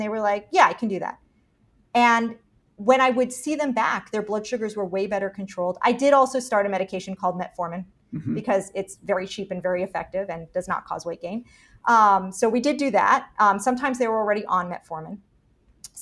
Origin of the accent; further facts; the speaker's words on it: Miami, Florida, United States; I'm from Miami.